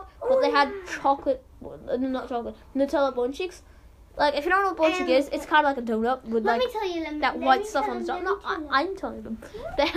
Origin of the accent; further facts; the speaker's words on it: Armenia; now in Los Angeles, United States; I'm from Armenia